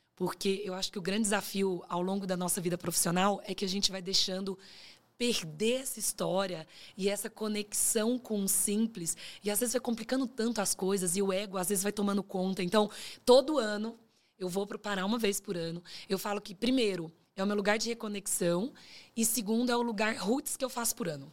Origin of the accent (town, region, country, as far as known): Pará, Brazil; born or raised there; also born or lived in Minas Gerais / Canada; now in São Paulo, Brazil